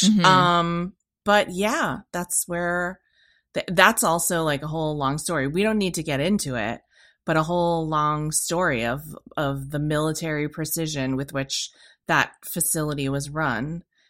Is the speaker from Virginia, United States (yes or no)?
no; California, United States; born there; I was born in California on Vandenberg Air Force Base, which has recently been renamed Vandenberg Space Force Base.